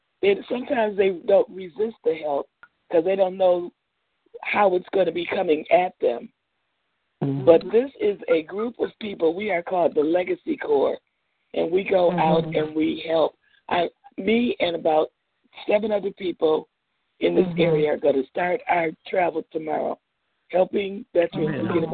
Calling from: Detroit, Michigan, United States; I'm calling from Detroit.

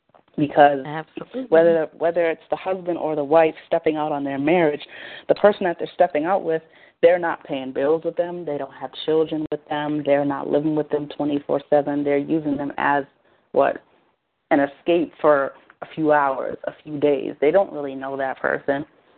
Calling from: Boston, Massachusetts, United States; I'm calling from Boston, Massachusetts.

